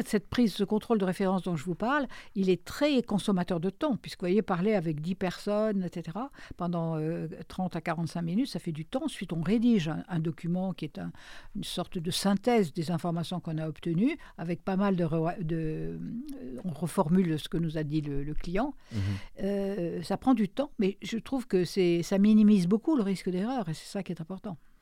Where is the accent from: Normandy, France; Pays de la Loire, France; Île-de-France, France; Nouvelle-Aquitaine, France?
Nouvelle-Aquitaine, France; Périgord; moved away; mon pays natal, qui est le Périgord